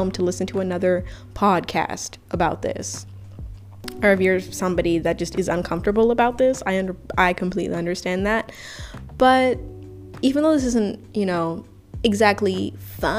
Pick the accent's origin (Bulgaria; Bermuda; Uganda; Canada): Uganda; now in United States; I was primarily born and raised in Africa